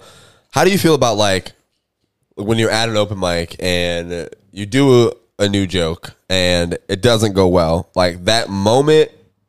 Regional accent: Jacksonville, Florida, United States; I grew up in Jacksonville.

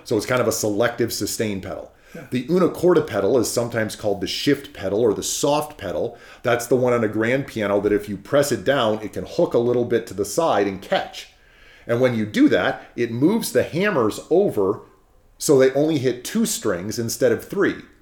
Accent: California, United States; I'm from California, um, we have redwoods very near to our house.

